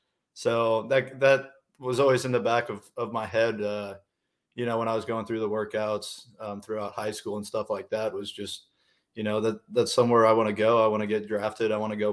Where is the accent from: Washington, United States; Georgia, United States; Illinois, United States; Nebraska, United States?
Nebraska, United States; Kearney; growing up in Kearney, pretty much everyone plays sports